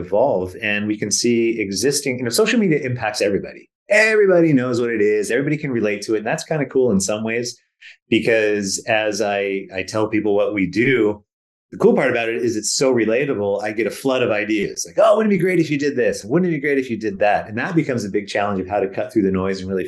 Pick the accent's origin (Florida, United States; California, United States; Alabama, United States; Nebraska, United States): California, United States; Silicon Valley; moved away as an adult; also born or lived in British Columbia; now in Vancouver, Canada; I was born and raised in Silicon Valley